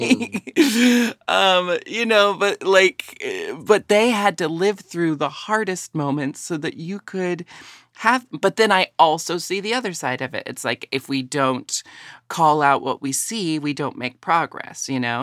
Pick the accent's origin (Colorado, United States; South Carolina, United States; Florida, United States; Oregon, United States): Oregon, United States; Portland; I grew up in Portland, Oregon, and had a family that was very, um, accepting.